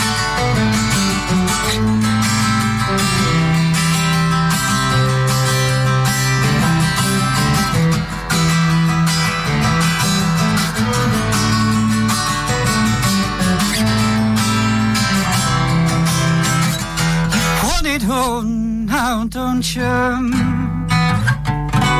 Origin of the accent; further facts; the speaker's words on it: Somerset, South West England, United Kingdom; moved away as an adult; now in London, United Kingdom; I am from Somerset. Yeah, I moved to London about 12 years ago